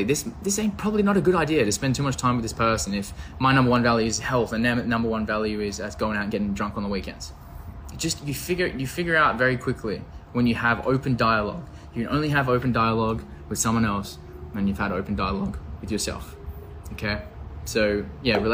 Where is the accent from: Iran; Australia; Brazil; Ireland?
Australia; also born or lived in Canada; I'm from Australia